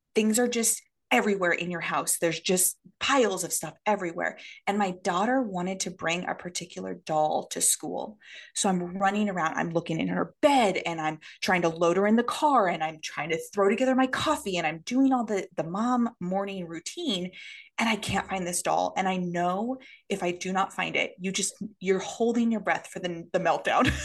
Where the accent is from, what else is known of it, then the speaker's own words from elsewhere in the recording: Oregon, United States; moved away as an adult; now in Tokyo, Japan; we are originally from Oregon